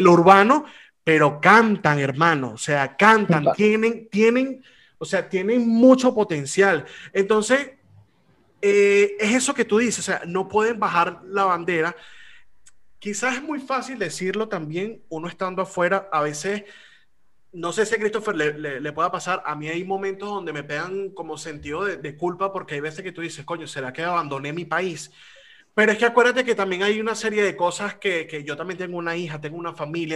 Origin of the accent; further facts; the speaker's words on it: Venezuela; now in Spain; he aprendido a valorar más lo que se hace en mi país porque he tenido la oportunidad de hacer la comparación de donde estoy a lo que se hacía en mi país